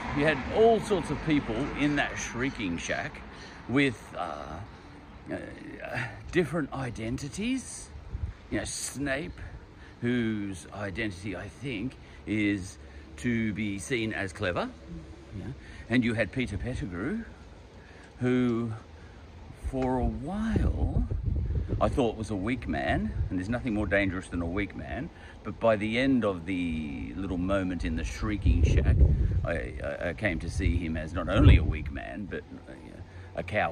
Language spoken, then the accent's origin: English; Australia; I'm an Australian